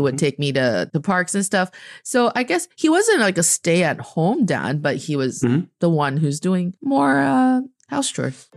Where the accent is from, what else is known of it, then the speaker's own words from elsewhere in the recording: China; I am from China, and I'm speaking to you from Beijing right now.